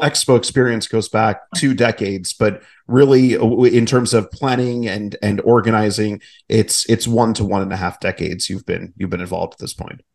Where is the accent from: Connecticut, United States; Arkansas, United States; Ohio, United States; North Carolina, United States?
Ohio, United States; Cleveland; moved away; also born or lived in St. Louis; I'm from Ohio originally, from Cleveland, um, but went to school in St. Louis.